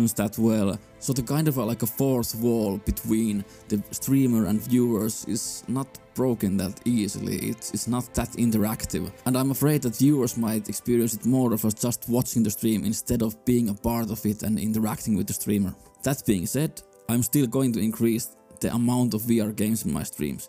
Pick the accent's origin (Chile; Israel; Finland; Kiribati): Finland; I'm from Finland